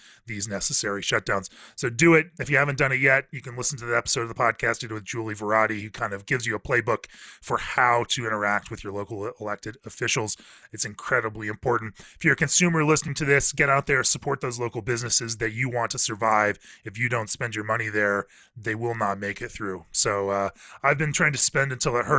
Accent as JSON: {"language": "English", "region": "Central Florida", "country": "United States", "tie": "born or raised there", "said": "I grew up in Central Florida"}